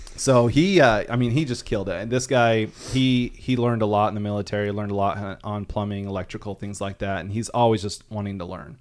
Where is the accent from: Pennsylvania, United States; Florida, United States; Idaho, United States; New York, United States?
Idaho, United States; Rexburg; moved away as an adult; also born or lived in southern Arkansas; I'm from Rexburg, Idaho